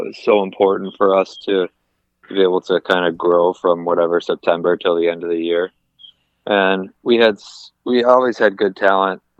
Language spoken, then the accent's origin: English; Detroit, Michigan, United States; I grew up here in Detroit